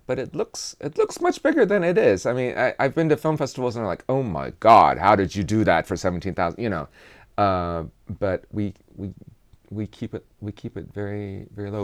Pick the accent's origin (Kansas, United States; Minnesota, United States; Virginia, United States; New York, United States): Kansas, United States; I am from Kansas.